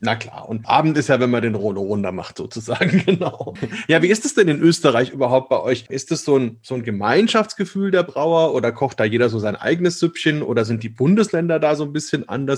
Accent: Germany; bei uns in Deutschland

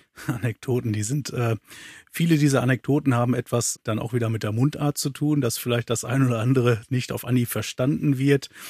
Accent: Münsterland, North Rhine-Westphalia, Germany; moved away as an adult; also born or lived in Aulendorf, Upper Swabia; now in Upper Swabia, Germany; Ich als Münsterländer äh, bin irgendwann über dem Beruf hier in das schöne Oberschwaben gekommen

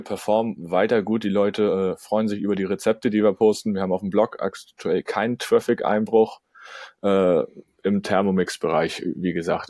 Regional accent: Kiel, Schleswig-Holstein, Germany; komme ich aus Kiel

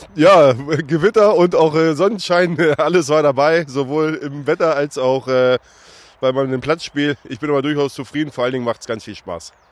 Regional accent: Hanover, Lower Saxony, Germany; als Hannoveraner

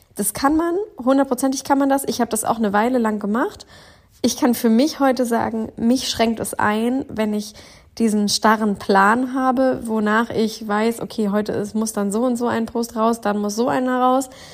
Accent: Northern Germany, Germany; aus dem wundervollen Norddeutschland. Ich bin wieder zurück in meiner Heimat

